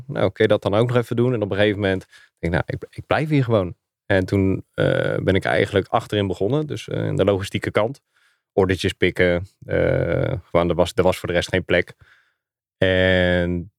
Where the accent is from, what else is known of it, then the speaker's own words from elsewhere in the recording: Schoonhoven, South Holland, Netherlands; moved away as an adult; also born or lived in Gouda / Zoetermeer / The Hague / Doorn; now in Zeist, Netherlands; Eh, ik ben geboren in Gouda. Eh, opgegroeid in Schoonhoven. Goud en Zilverstad. Ehm, daar heb ik tot mijn achttiende gewoond